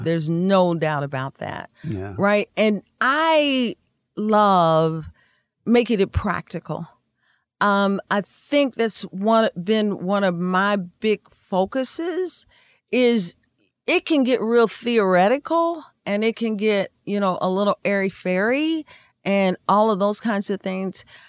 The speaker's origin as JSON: {"language": "English", "region": "Indiana", "country": "United States", "said": "we're from Indiana"}